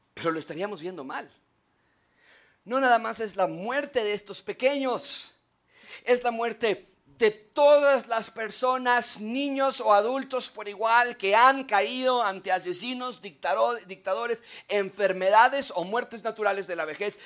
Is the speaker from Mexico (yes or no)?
yes; Mexico; los que no somos de Israel, somos de México, de alguna otra nacionalidad